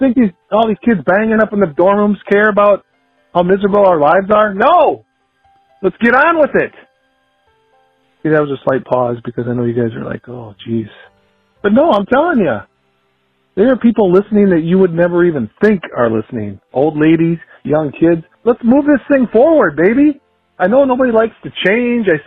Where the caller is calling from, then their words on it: Rochester, United States; I'm calling from Rochester.